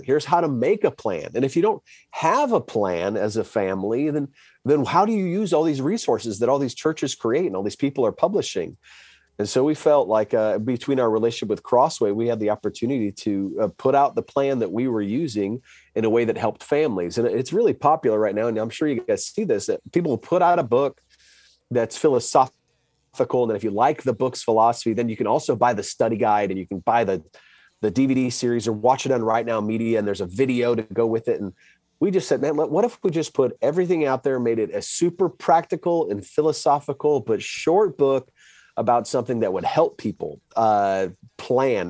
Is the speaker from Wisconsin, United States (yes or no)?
yes; Wisconsin, United States; now in Dallas, United States; I grew up in Wisconsin